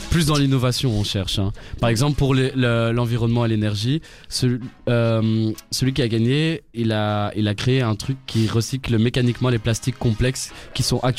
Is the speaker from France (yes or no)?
yes; France; J'aime la compète, euh, je viens de France